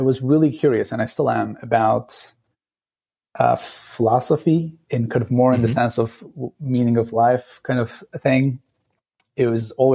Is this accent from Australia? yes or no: no; Istanbul, Turkey; moved away as an adult; now in San Francisco Bay Area, United States; I grew up in Turkey, in Istanbul, a crazy town of 18 million people